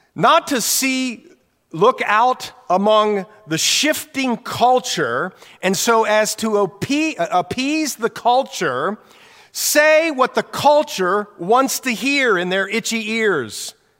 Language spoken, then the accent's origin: English; Newark, Ohio, United States; moved away; Jan and I grew up in Ohio, same hometown in Ohio, Newark, Ohio